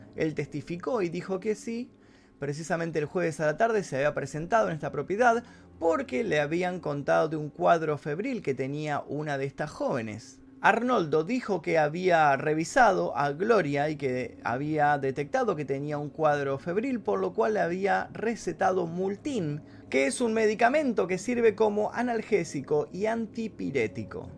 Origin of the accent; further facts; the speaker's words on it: Argentina; en mi país, en Argentina